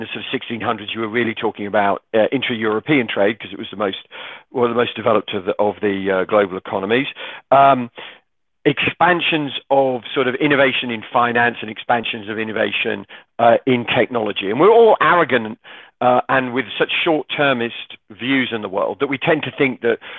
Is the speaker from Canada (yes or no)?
no; United Kingdom; also born or lived in Manhattan / Denver / Colorado; now in Chicago, United States; I'm a Brit